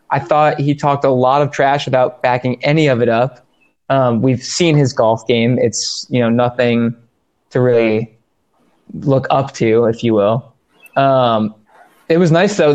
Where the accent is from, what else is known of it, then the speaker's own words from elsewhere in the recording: New England, United States; I'm from the New England area